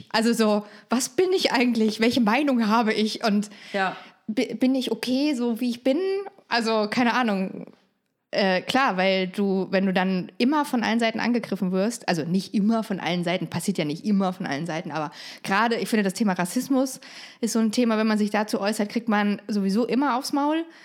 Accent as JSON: {"language": "German", "region": "East Germany", "country": "Germany", "said": "Ich bin ja selber Ossi"}